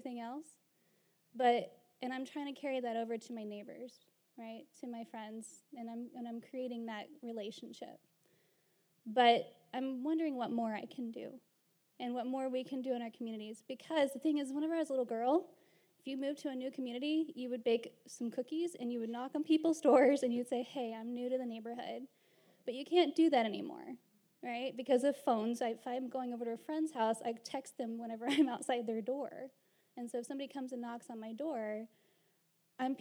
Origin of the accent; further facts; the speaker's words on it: Canyon, Texas, United States; now in Houston, United States; I grew up in that little bitty West Texas town that you were talking about earlier